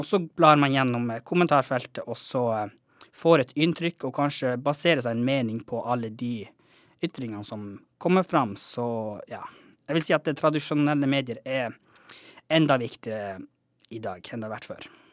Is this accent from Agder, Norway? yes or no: no; Kautokeino, Finnmark, Norway; moved away as an adult; now in Tromsø, Norway; jeg er jo fra Kautokeino oppvokst der, men akkurat nå så holder jeg også mye til i Tromsø